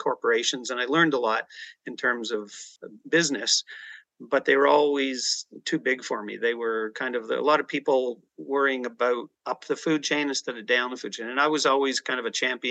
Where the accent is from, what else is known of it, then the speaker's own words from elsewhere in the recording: Ajax, Ontario, Canada; also born or lived in Toronto, Ontario; I was born in the east side of Toronto. I grew up in the Ajax Pickering area, the youngest of six kids.